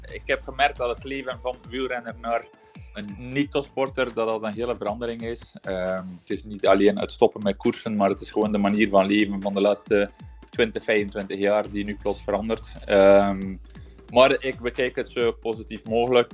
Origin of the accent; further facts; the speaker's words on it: Belgium; als Belg